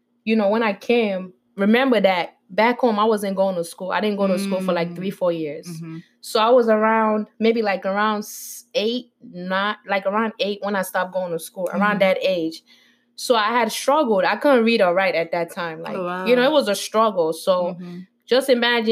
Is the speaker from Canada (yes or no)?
no; Sierra Leone; moved away; also born or lived in Guinea; I was born and raised in Sierra Leone